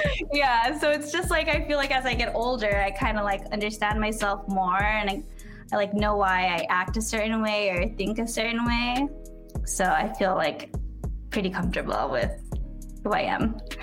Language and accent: English; San Diego, California, United States; also born or lived in Los Angeles, United States; I was actually born and raised in San Diego.